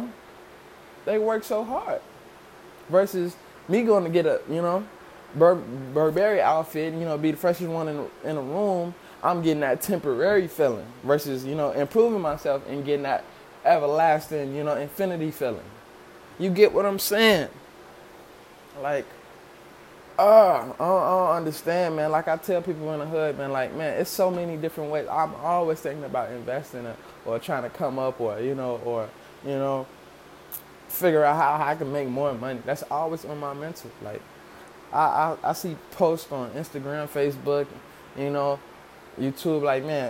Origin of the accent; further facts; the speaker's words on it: Chicago, Illinois, United States; growing up in Chicago